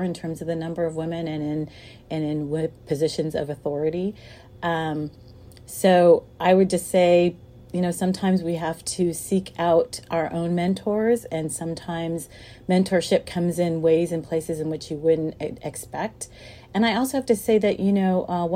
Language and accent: English; Sacramento, California, United States; I grew up in Sacramento, which is the seat of California's government